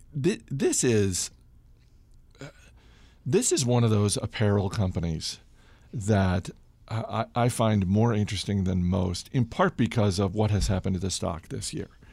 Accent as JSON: {"language": "English", "region": "Maine", "country": "United States", "said": "my home state of Maine"}